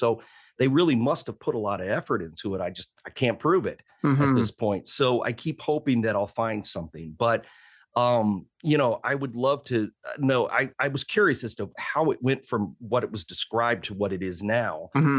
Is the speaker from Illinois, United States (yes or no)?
yes; Decatur, Illinois, United States; I grew up in Decatur. That's bad.